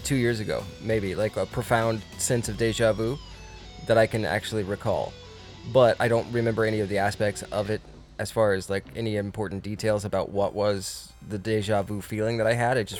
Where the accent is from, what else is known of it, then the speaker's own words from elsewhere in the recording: Connecticut, United States; We are from Connecticut, but we talk like this.